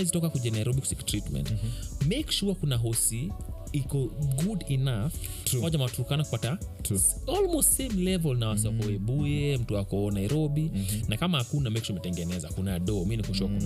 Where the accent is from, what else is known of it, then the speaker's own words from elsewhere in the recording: Kenya; mi kama mkenya